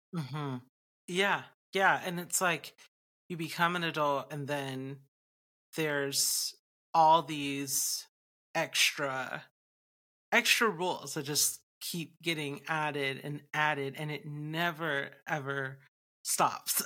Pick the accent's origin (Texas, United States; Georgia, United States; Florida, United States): Georgia, United States; Atlanta; moved away; I just moved back to my home state of Atlanta, Georgia, in Georgia, U S A, where I live